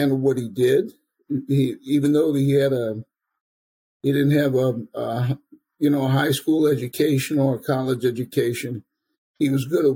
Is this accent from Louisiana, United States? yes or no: yes; New Orleans, Louisiana, United States; I was born and raised in New Orleans